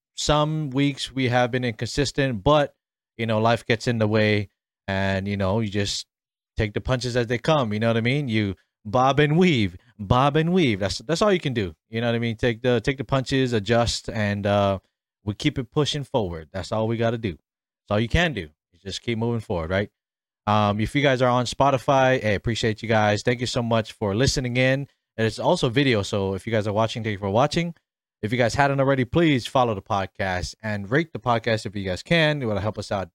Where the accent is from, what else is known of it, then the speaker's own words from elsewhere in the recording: Honolulu, Hawaii, United States; moved away as an adult; also born or lived in Waipahu, Hawaii / Mililani, Hawaii / Ewa Beach, Hawaii; now in Arizona, United States; I was born and raised in, uh, the beautiful islands of Hawaii, specifically on the island of Oahu, um, in my hometown, Kalehi.